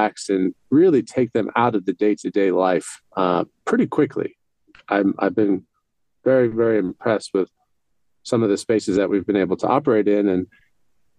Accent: New York City, New York, United States; I grew up in New York City, pretty disconnected from nature

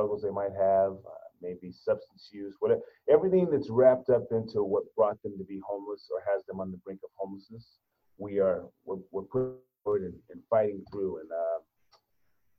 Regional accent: Las Vegas, Nevada, United States; moved away as an adult; now in Reno, United States; born and raised in Vegas, native Nevadan. I came up to Reno back in the late 80s to get my undergrad

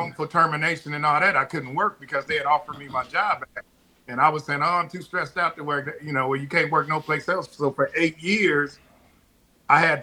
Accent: Compton, California, United States; also born or lived in Corsicana, Texas; now in Texas, United States; I'm born and raised in Compton, but I came to Corsicana every summer

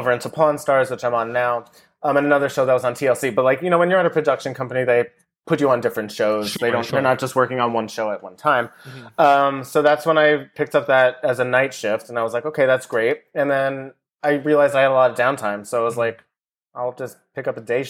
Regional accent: Westchester, New York, United States; moved away as an adult; now in Jersey City, United States; I grew up in Westchester, which is only like an hour north of Manhattan anyway.

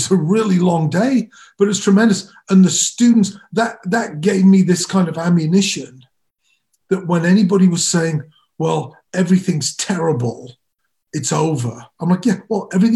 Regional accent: Chicago, Illinois, United States; we're all from Chicago

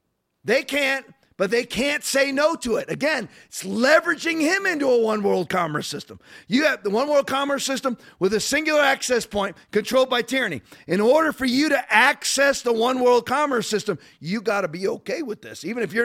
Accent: United States; I'm an American.

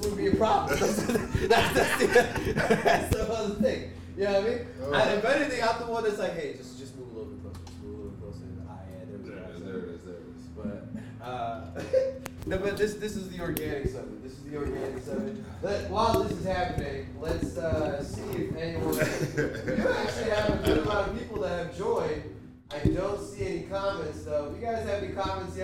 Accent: Chicago, Illinois, United States; moved away as an adult; also born or lived in Dallas, Texas; I was born in Chicago.

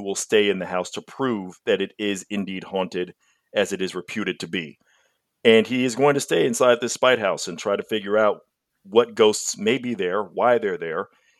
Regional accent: Texas, United States; It's an enormous, ridiculous state. Even as a Texan, it's really weird

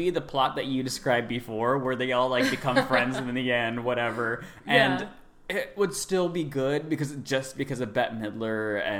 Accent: California, United States; we're from California

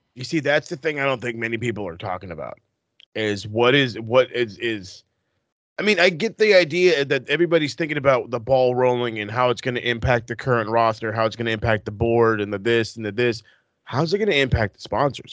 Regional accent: California, United States; as a Californian

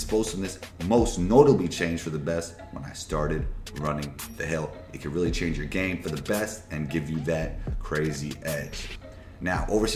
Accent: New York City, New York, United States; growing up in New York City, playing ball, my friends and I were very competitive

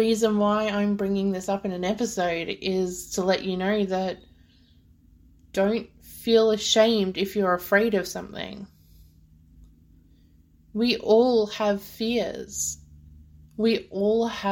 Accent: Australia; being Australian

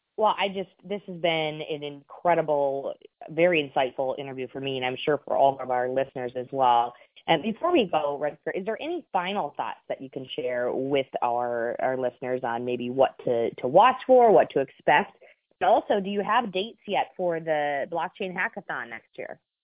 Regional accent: United States; I'm an American.

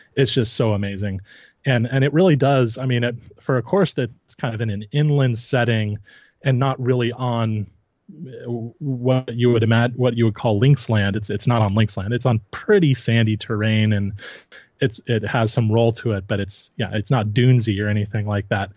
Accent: Santa Barbara, California, United States; I grew up in the Santa Barbara area

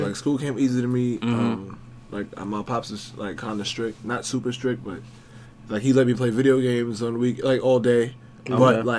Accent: Uniondale, New York, United States; also born or lived in Cambria Heights, Queens; But then I moved to Queens, really super young still. And I moved to Long Island, Uniondale. And you know, Uniondale is where it's at, man. That's where I'm from.

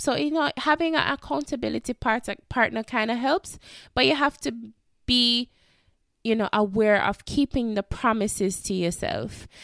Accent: Jamaica; we are from the Caribbean, we are from Jamaica

